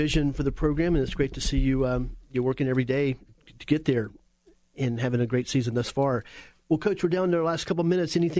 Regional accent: Apopka, Florida, United States; you're growing up in Apopka

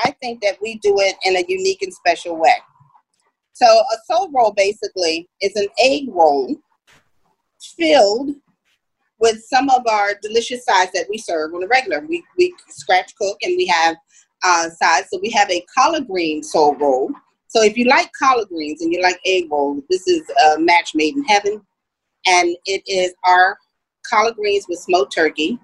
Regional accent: Philadelphia, Pennsylvania, United States; moved away as an adult; also born or lived in Indiana, Pennsylvania; I was born and raised in Philadelphia

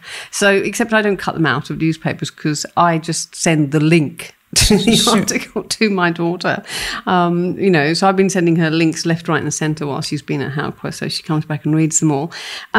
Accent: India; For me, being Indian, what really comes out strongly, and this is me channeling my dad, and I, you know, I'm not ashamed of it.

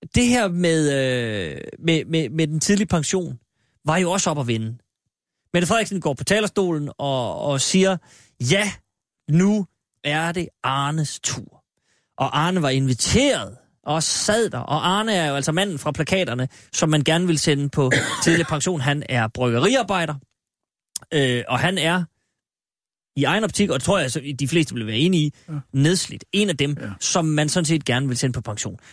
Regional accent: Aalborg, North Denmark Region, Denmark; hjemme i Aalborg, som jeg kan tillade mig at sige, eftersom jeg er født

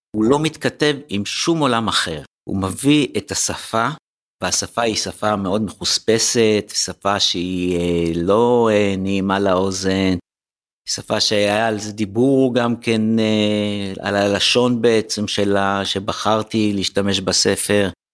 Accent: Tel Aviv, Tel Aviv District, Israel; שאני חוויתי בתור ילד בשוק הזה

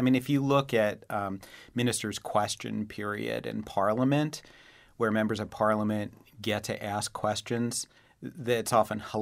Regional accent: New England, United States; us obnoxious New Englanders

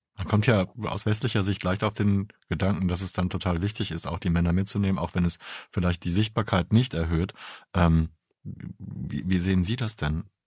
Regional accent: Germany; bei uns in Deutschland

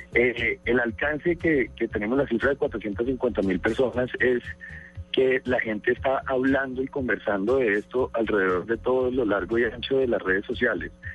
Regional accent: Colombia

